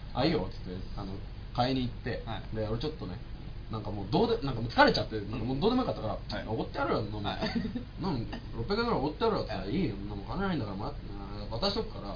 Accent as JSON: {"language": "Japanese", "region": "Niigata", "country": "Japan", "tie": "born or raised there", "said": "僕の地元一緒"}